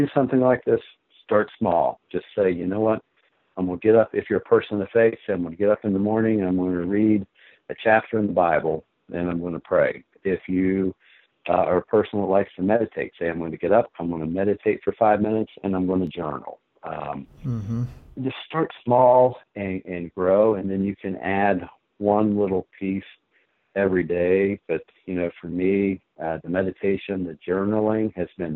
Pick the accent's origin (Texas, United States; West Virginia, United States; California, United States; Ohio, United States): West Virginia, United States; Pine Grove; I grew up in Pine Grove, West Virginia.